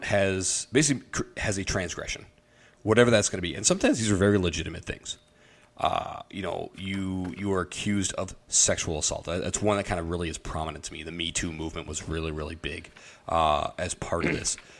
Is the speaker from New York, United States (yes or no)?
no; Iowa, United States; the church that I grew up with in Iowa